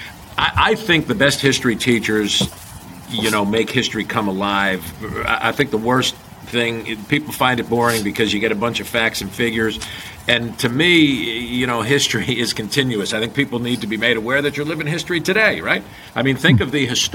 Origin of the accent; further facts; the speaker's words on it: Pompton Plains, New Jersey, United States; moved away as an adult; I grew up in Pompton Plains, New Jersey, 40 miles, call it, from New York City